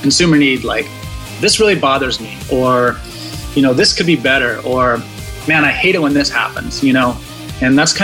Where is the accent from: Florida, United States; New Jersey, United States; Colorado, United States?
Colorado, United States; I'm originally from Colorado.